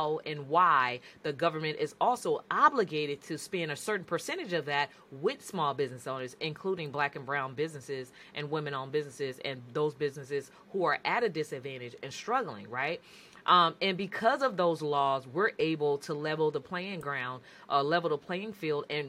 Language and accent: English; San Francisco Bay Area, California, United States; I'm from the San Francisco Bay Area